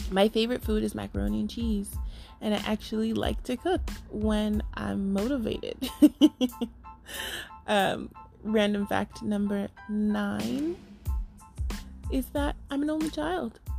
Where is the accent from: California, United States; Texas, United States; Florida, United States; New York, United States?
New York, United States; I am a New Yorker. if you can tell. A lot of people say I don't sound like I'm from New York, but I am a New Yorker.